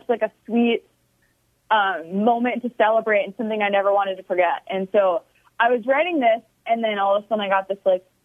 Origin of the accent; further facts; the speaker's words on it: Grand Forks, North Dakota, United States; I was born in North Dakota, small city, raised in like a good church